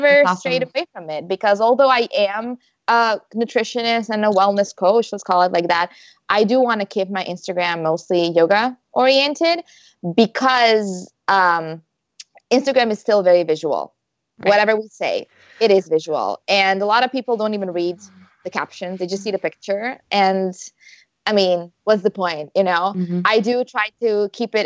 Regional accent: Croatia; moved away as an adult; also born or lived in Malaga, Spain; my husband and I, we're both from Croatia. And before we moved here, we lived in Spain.

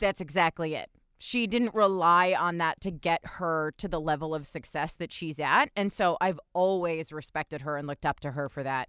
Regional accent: New Jersey, United States; I grew up in New Jersey

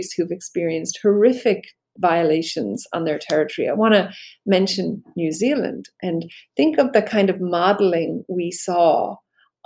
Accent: Belfast, Northern Ireland, United Kingdom; I grew up in Belfast

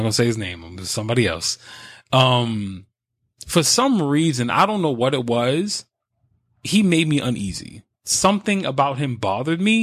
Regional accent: New York, United States; I'm from New York

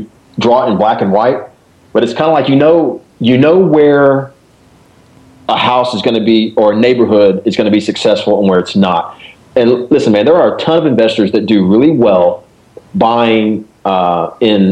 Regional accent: Dallas, Texas, United States; now in Memphis, United States; I was born and raised in Dallas. I'm a, you know, whatever, a Texan

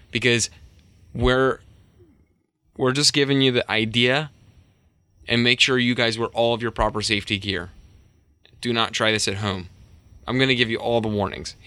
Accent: United States; I'm not very confident in anything but English because I'm lazy American

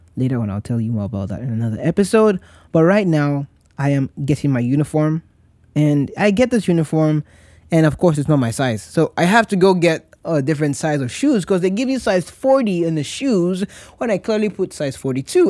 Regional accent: Nigeria; moved away; as a Nigerian who was trying to serve his country

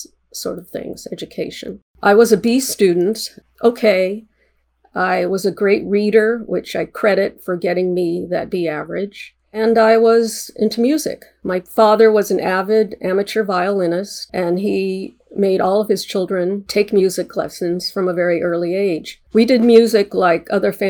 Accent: Los Angeles, California, United States; also born or lived in New Jersey; I grew up in the West San Fernando Valley of Los Angeles

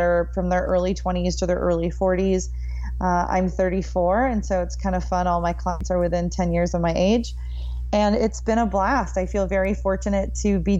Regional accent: Minneapolis, Minnesota, United States; moved away as an adult; now in Austin, United States; I am from Minneapolis, Minnesota, and we are both Minnesotans

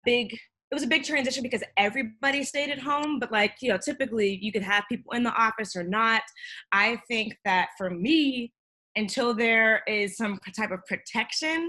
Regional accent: Pittsburgh, Pennsylvania, United States; now in New York, United States; I'm from Pittsburgh

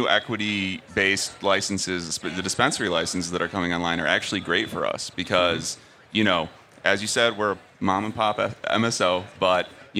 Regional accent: Illinois, United States; I'm from Illinois too. We're all smart like this.

